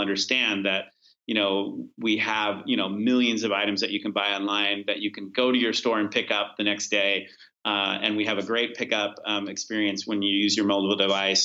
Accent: California, United States; I grew up in California

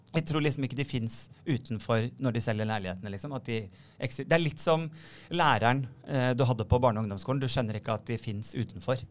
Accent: Sandefjord, Vestfold, Norway; moved away; Jeg er hjemme i Sandefjord hos mm. foreldrene mine.

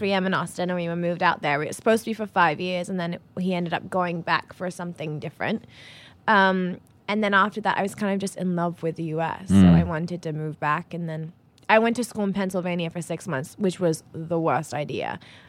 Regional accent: England, United Kingdom; also born or lived in Texas; I was born and raised in England. All my family are there. I am English. I moved to Texas for a year when I was 14 with my family

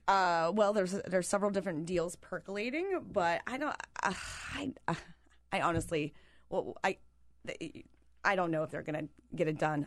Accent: Pennsylvania, United States; moved away; I am from Pennsylvania

